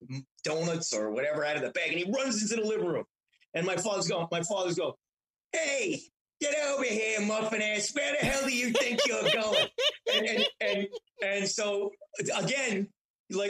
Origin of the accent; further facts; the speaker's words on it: New York City, New York, United States; I grew up in Astoria for a few years